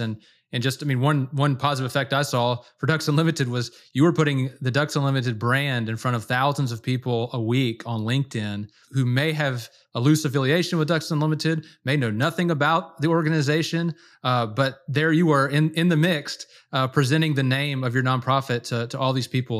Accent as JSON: {"language": "English", "region": "Louisiana", "country": "United States", "tie": "born or raised there", "said": "I grew up in Louisiana, duck hunting"}